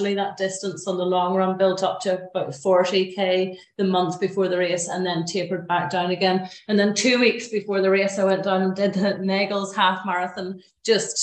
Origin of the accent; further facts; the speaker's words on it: Glenariff, Northern Ireland, United Kingdom; also born or lived in Belfast; I grew up in Glenarriff, beautiful place in the Glens of Antrim